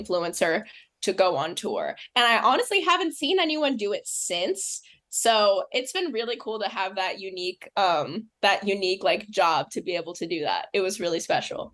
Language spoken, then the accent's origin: English; Los Angeles, California, United States; now in New York, United States; I'm from Los Angeles, California. I live in New York now